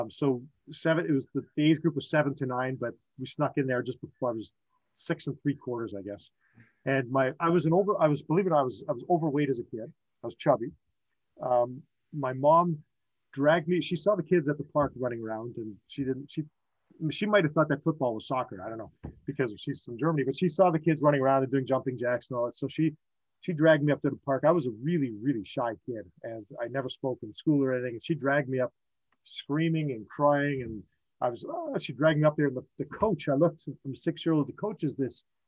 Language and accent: English; Montreal, Quebec, Canada; I was born in Montreal, Quebec. So I'm not French Canadian, but I grew up in Quebec